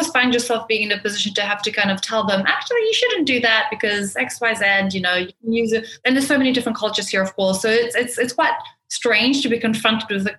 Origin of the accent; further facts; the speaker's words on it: New Zealand; moved away as an adult; now in Dubai, United Arab Emirates; I grew up in New Zealand. So I've been in Dubai for about 10 years, but I grew up from a fairly young age in New Zealand